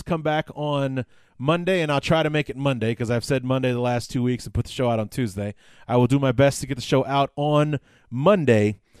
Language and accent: English; Chicago, Illinois, United States; born and raised in Chicago